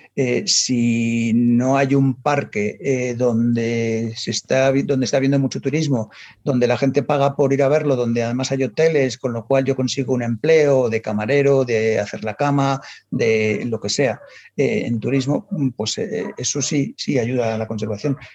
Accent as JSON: {"language": "Spanish", "town": "Madrid", "region": "Community of Madrid", "country": "Spain", "tie": "born or raised there", "said": "nací en Madrid, en, en, la más dentro de la M30, en lo cual un ambiente súper urbanita"}